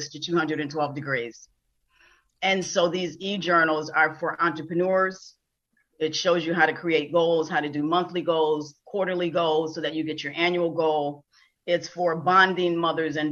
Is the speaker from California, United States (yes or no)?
no; Buffalo, New York, United States; now in Florida, United States; I am originally from Buffalo, New York